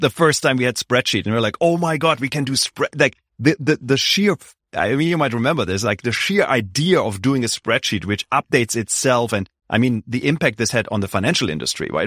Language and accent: English; Germany; moved away; I grew up in Germany, very traditional schooling system